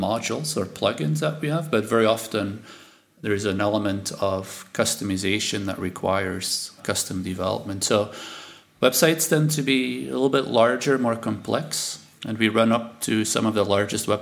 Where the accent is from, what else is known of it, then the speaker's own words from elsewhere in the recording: Belgium; first language Dutch; English is a second language; moved away; I'm from Belgium, and so my family's here